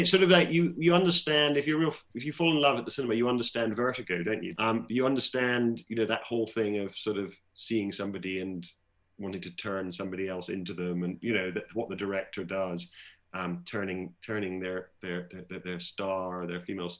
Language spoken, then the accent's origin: English; Glasgow, Scotland, United Kingdom; born or raised there